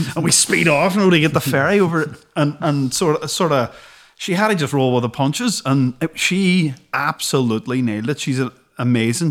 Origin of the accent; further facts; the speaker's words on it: Derry, Northern Ireland, United Kingdom; growing up in Derry